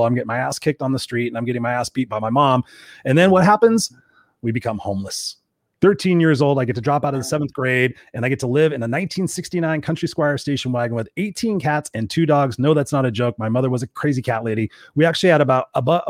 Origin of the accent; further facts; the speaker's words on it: Inglewood, California, United States; I grew up in a place called Inglewood in South Los Angeles